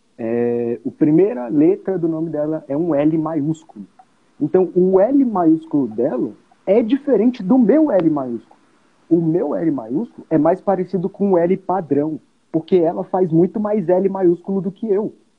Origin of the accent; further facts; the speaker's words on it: Brazil; a gente, como brasileiro